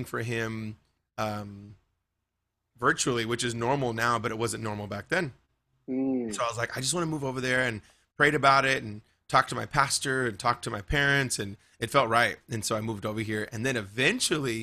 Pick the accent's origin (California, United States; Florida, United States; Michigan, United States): California, United States; Bakersfield; Yeah, that's my hometown. Yeah, born and raised.